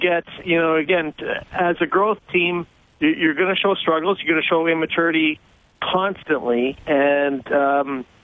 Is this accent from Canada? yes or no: yes; Saskatchewan, Canada; now in New York, United States; I grew up in Saskatchewan